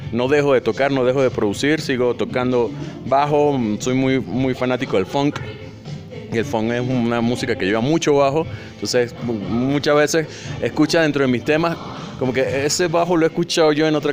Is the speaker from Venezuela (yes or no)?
yes; Venezuela; Me gusta meterle mucho el afrolatino, el, el, caribeño, porque soy venezolano, entonces tengo mucho tambor de la costa